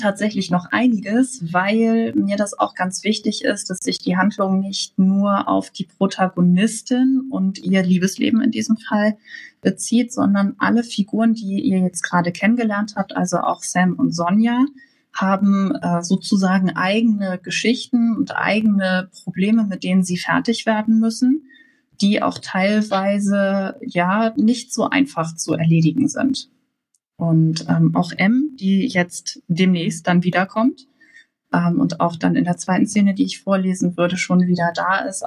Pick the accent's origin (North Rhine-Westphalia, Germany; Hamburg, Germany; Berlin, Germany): Hamburg, Germany; ich komme aus Hamburg